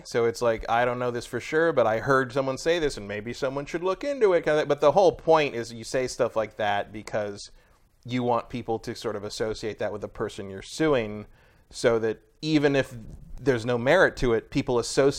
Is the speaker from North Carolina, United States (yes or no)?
no; San Francisco, California, United States; As a San Francisco native